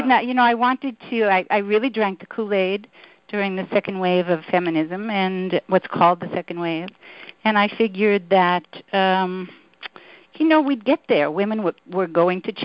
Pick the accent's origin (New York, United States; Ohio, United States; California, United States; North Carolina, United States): New York, United States; New York City; I grew up in Brooklyn, New York